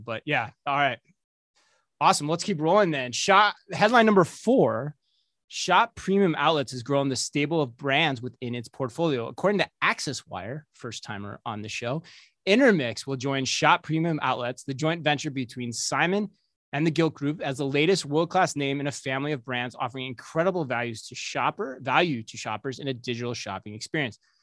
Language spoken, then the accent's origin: English; Minnesota, United States; we're from Minnesota